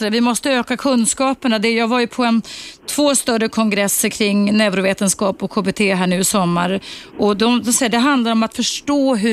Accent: Iran; Swedish is a second language; moved away as an adult; also born or lived in Viksjö, Sweden; now in Sweden; Jag är från Persien, Iran.

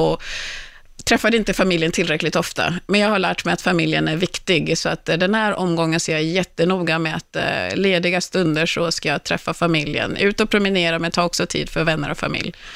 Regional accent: Kungsängen, Stockholm County, Sweden; jag bodde i Kungsängen, växte upp i Kungsängen

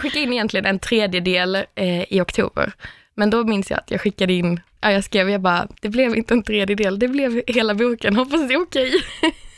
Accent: Örkelljunga, Skåne, Sweden; moved away as an adult; now in Stockholm, Sweden; jag har flyttat från Örkelljunga där jag kommer från till Stockholm

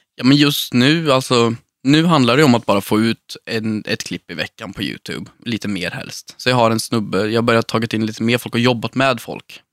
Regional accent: Sunne, Värmland, Sweden; Jag växte upp i Sunne, i en röd villa med vita knutar

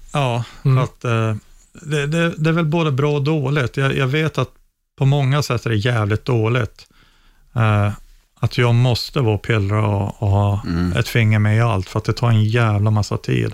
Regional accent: Luleå, Norrbotten County, Sweden; jag växte upp i Luleå eh, i ett villakvarter

